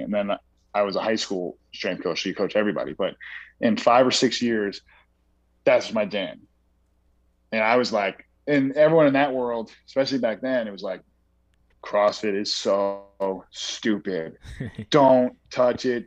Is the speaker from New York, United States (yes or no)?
yes; New York, United States; I grew up in New York